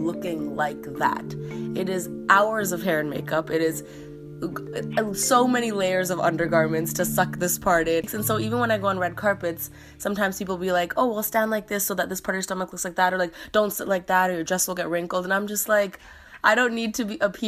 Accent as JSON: {"language": "English", "country": "Canada", "moved": "yes", "lives_now": "United States", "said": "being a Canadian in America"}